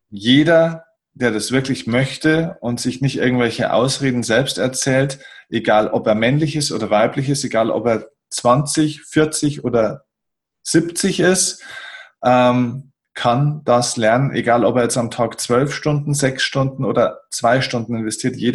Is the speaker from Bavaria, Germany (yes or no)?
yes; Bavaria, Germany; bei uns in Bayern sagt man ein bisschen krachert.